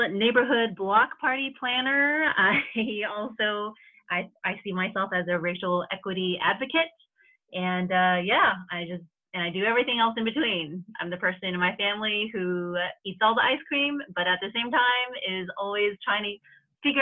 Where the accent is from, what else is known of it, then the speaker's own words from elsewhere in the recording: Houston, Texas, United States; moved away as an adult; also born or lived in Austin, Texas; now in Boston, United States; I was born and raised in Houston, Texas.